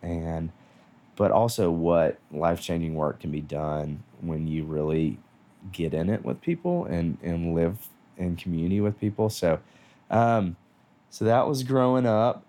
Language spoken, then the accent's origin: English; Nashville, Tennessee, United States; I grew up here in Nashville